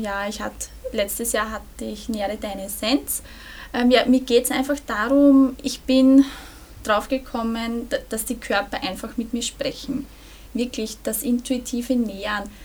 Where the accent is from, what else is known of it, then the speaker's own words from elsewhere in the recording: Burgenland, Austria; ich komme aus dem Burgenland